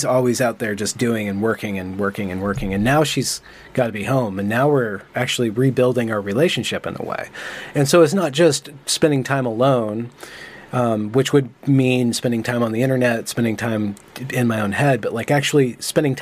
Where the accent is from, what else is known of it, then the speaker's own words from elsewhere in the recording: United States; I'm American